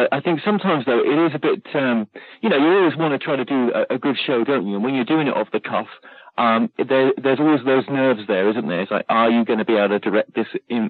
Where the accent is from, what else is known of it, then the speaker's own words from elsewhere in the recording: United Kingdom; accent: British; I'm like, oh, my God, am I? I've lost my British accent.